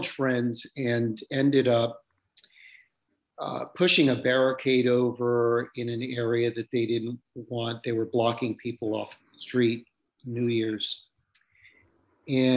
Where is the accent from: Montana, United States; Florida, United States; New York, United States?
Florida, United States; South; moved away as an adult; now in California, United States; I moved from South Florida, where I grew up